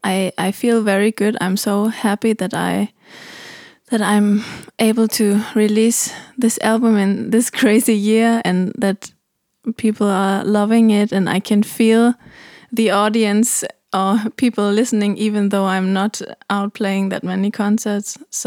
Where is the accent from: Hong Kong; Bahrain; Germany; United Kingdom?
Germany; now in Copenhagen, Denmark; I'm from Germany, but I live in Copenhagen.